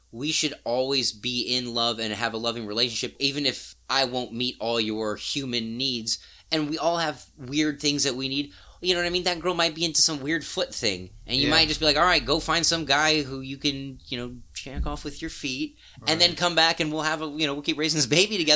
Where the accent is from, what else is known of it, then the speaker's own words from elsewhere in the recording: Missouri, United States; I grew up in Missouri.